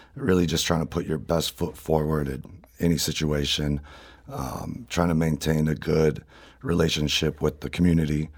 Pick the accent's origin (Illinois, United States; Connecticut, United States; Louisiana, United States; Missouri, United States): Missouri, United States; St. Louis; being born and raised in Saint Louis